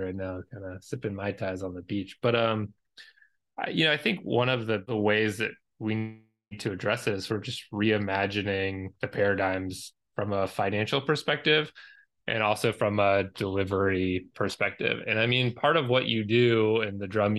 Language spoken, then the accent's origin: English; Georgia, United States; I'm from Georgia.